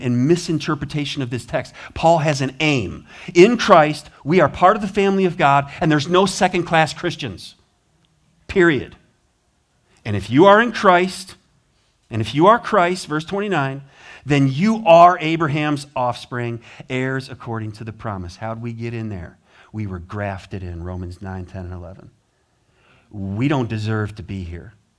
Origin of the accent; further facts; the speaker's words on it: United States; I'm from America